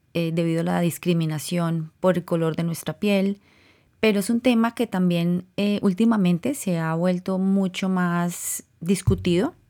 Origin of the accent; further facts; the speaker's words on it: Colombia; now in California, United States; yo crecí en, en Colombia